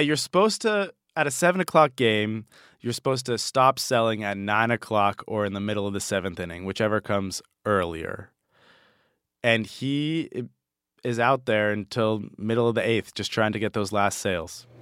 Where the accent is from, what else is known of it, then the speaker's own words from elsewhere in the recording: Boston, Massachusetts, United States; where I grew up in Boston